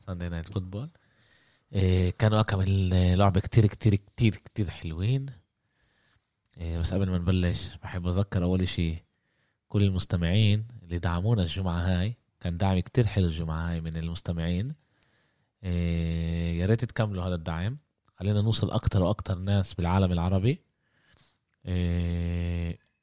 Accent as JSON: {"language": "Arabic", "town": "Jaffa", "country": "Palestine", "said": "احنا من يافا فلسطين احنا بنقول عماله يسبح لحاله"}